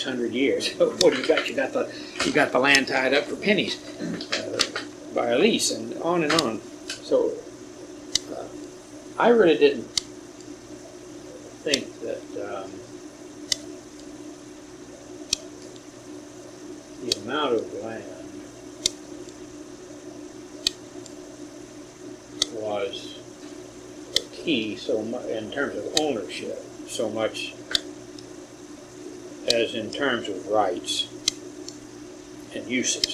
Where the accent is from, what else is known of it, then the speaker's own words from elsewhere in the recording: Texas, United States; moved away; also born or lived in Southern California; I was born in Texas